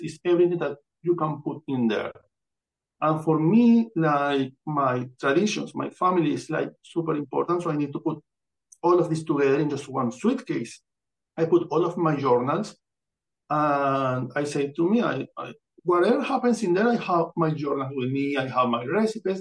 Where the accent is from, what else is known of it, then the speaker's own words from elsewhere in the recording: Amazonas, Venezuela; English is a second language; now in United States; I'm born in Amazonas, Venezuela. This is my birth certificate and I come from Venezuela. I don't grow up here. I grew up in there